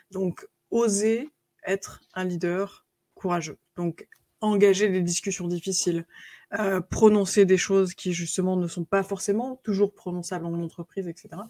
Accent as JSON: {"language": "French", "country": "United States", "accent": "American", "second_language": "French", "said": "Alors, les, Canadiens n'aiment pas du tout mon accent américain, justement, parce qu'on dirait que j'ai des chewing-gums euh, dans la bouche."}